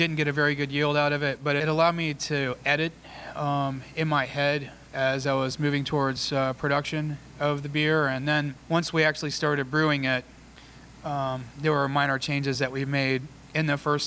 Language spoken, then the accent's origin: English; Southeast Alabama, United States; moved away as an adult; also born or lived in Tallahassee, Florida / Atlanta, Georgia / North Carolina; I started as a home brewer back in 1993 in Southeast Alabama, which is where I'm from